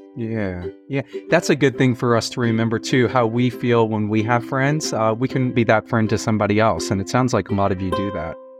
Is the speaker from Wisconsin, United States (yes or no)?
no; Fort Worth, Texas, United States; now in New York City, United States; I'm from Fort Worth. I'm from Texas